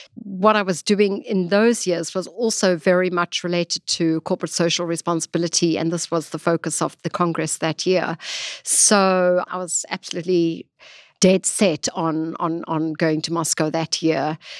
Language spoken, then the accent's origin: English; Johannesburg, Gauteng, South Africa; accent: South African; moved away as an adult; now in New York, United States; I'm originally from South Africa. I was born there and lived most of my life actually in, in, in Johannesburg